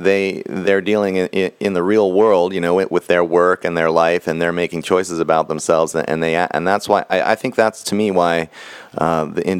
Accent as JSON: {"language": "English", "region": "Texas", "country": "United States", "said": "I come from Texas"}